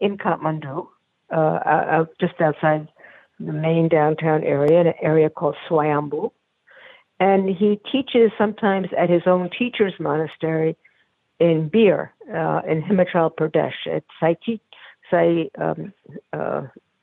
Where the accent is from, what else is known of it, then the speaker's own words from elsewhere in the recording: New York City, New York, United States; I was born in New York Hospital, and I grew up on East 23rd Street between 2nd and 3rd Avenues.